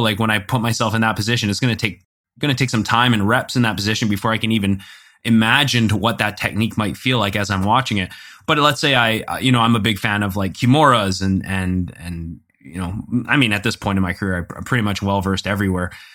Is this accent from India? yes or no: no; Canada; we're Canadian